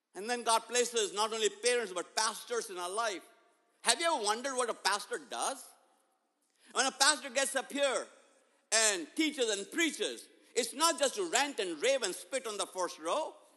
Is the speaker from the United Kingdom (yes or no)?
no; India; moved away; growing up in India, my 10th grade